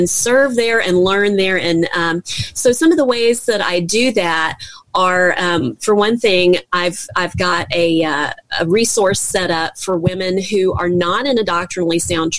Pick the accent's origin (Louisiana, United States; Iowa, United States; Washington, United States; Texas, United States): Louisiana, United States; Baton Rouge; I'm from Baton Rouge, Louisiana